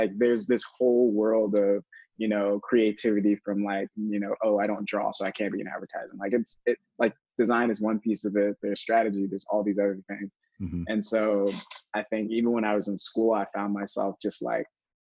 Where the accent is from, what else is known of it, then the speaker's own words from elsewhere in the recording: Daytona Beach, Florida, United States; moved away as an adult; now in Austin, United States; grew up in Daytona Beach originally, and went to school in Florida